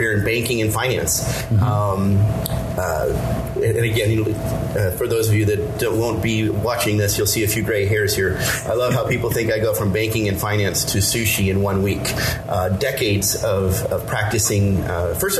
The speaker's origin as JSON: {"language": "English", "town": "Pittsburgh", "region": "Pennsylvania", "country": "United States", "tie": "born or raised there", "also_born_or_lived": "upstate New York", "moved": "as an adult", "lives_now": "San Diego, United States", "said": "I grew up in Pittsburgh, PA."}